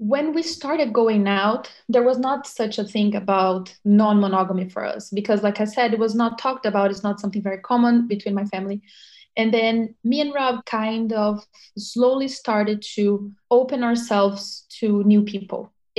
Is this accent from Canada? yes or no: no; Brazil; moved away as an adult; also born or lived in Brasília / São Paulo; now in New York, United States; I'm from Brazil. I was born in Brasília, which is the capital, but I lived in São Paulo for a long, long time before I came to New York.